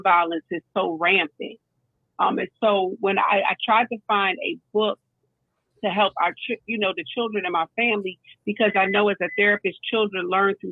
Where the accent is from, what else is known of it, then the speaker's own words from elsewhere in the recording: North New Jersey, United States; moved away; I grew up in North New Jersey